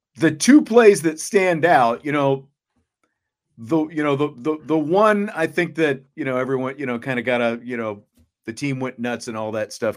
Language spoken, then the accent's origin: English; Salina, Kansas, United States; where I'm from, I'm from Salina, Kansas